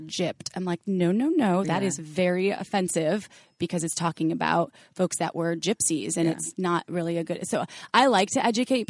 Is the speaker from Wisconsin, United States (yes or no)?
yes; Wisconsin, United States; where are you from? You have the most interesting accent. Wisconsin.